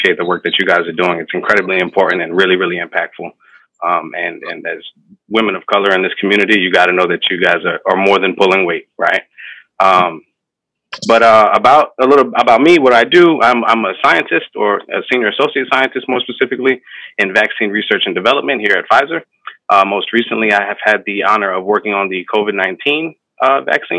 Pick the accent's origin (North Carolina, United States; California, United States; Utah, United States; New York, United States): New York, United States; New York City; I'm from the Bronx, the northeast side of the Bronx, the Baychester area